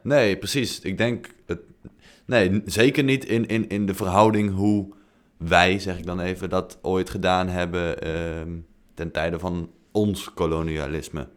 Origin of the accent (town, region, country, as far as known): Netherlands